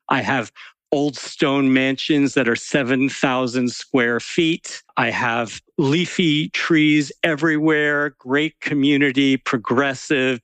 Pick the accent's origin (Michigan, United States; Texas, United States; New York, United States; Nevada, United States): New York, United States; New York City suburbs, United States; I was sort of a bookish kid growing up in the New York City suburbs